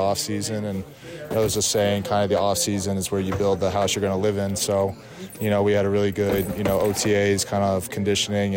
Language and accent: English; Northeast, United States; also born or lived in Arizona; now in Denver, United States; I'm from the Northeast